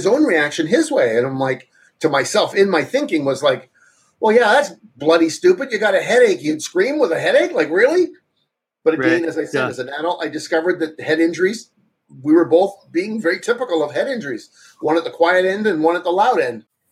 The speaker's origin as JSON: {"language": "English", "area": "Toronto area", "region": "Ontario", "country": "Canada", "tie": "born or raised there", "said": "I went to the new university called York University, for those that know Toronto or Ontario"}